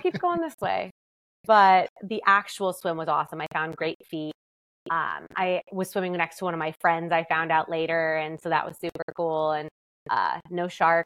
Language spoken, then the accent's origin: English; Seattle, Washington, United States; I'm from Seattle